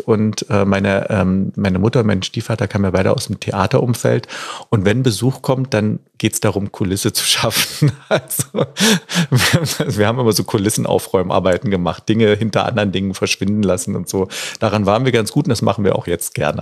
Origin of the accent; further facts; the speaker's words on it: Berlin, Germany; bei uns in Berlin